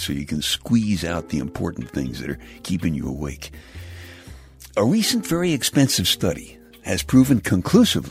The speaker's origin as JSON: {"language": "English", "town": "New York City", "region": "New York", "country": "United States", "tie": "born or raised there", "said": "When I was a kid growing up in Brooklyn"}